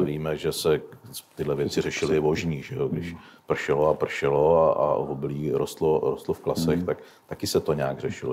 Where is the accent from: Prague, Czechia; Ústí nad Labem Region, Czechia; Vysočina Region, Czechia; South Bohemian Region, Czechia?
Vysočina Region, Czechia; nás na Vysočině